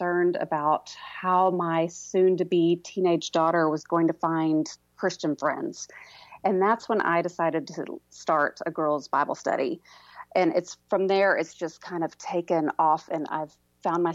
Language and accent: English; Houston, Texas, United States; moved away as an adult; also born or lived in Dallas, Texas / Waco, Texas; now in Oklahoma, United States; I'm originally from Houston. I'm a Texas girl misplaced in Oklahoma now